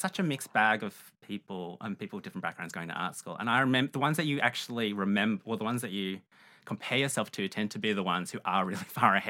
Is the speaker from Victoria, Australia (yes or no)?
yes; Melbourne, Victoria, Australia; also born or lived in Malaysia; I was born in Malaysia. I have Chinese ancestry and my family moved to Melbourne when I was just 2 years old. Mm-hmm. So I grew up here